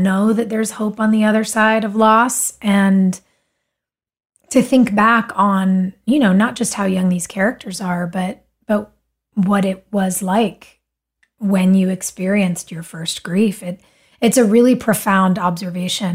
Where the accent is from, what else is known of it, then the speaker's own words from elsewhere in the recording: Wilmington, North Carolina, United States; we grew up in Wilmington